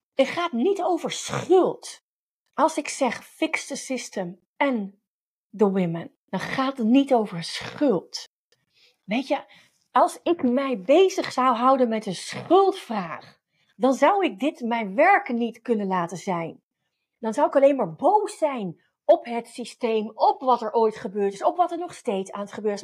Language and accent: Dutch; Netherlands